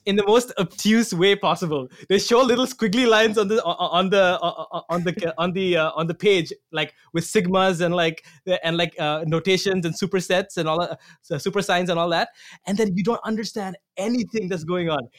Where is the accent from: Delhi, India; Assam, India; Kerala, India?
Assam, India; moved away as an adult; now in Toronto, Canada; I'm from Assam, India